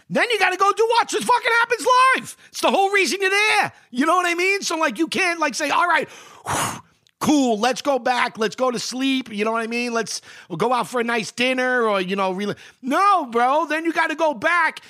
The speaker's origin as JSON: {"language": "English", "town": "New York City", "region": "New York", "country": "United States", "tie": "born or raised there", "said": "I grew up reading the Post. I'm from New York. I always read the Post."}